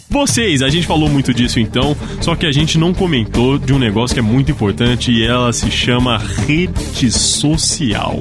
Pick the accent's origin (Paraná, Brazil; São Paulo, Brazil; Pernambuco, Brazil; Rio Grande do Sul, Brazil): São Paulo, Brazil; Ribeirão Preto; eu sou de Ribeirão Preto, interior